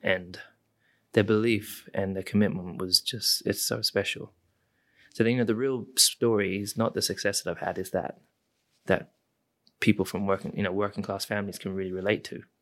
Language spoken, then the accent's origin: English; United Kingdom; I am British